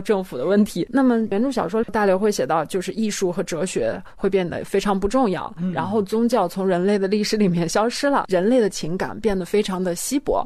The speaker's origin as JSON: {"language": "Chinese", "country": "China", "said": "因为我也是中国人"}